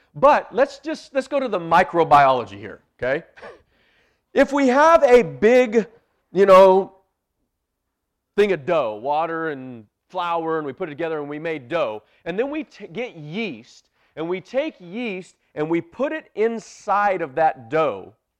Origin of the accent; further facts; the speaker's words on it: Bakersfield, California, United States; moved away; I'm originally from Bakersfield.